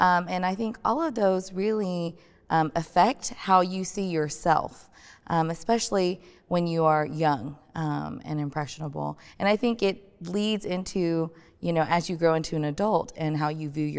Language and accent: English; United States; then here living, growing up in the States, when it's summertime and everyone's going outside and you can tan very easily